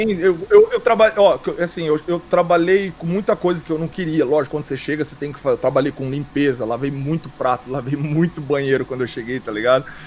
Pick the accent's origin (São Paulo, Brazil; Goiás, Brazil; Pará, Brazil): São Paulo, Brazil; Bauru; now in London, United Kingdom; Rosa Branca é onde eu cresci em Bauru